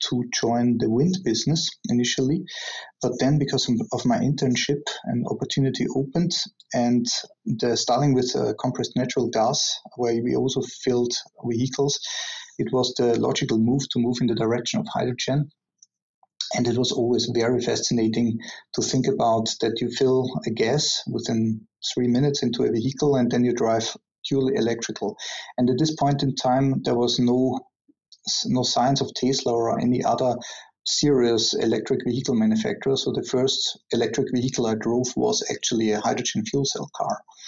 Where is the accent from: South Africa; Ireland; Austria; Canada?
Austria; moved away; I'm originally from Austria